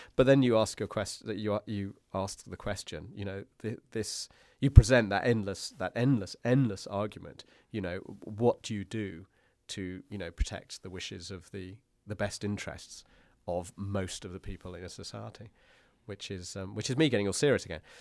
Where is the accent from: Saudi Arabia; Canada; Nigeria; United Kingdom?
United Kingdom; being a British person